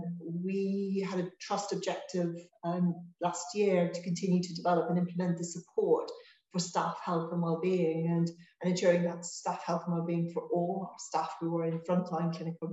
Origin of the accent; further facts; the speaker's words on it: Ireland; I grew up, I'm from Ireland. I grew up in on the border, actually.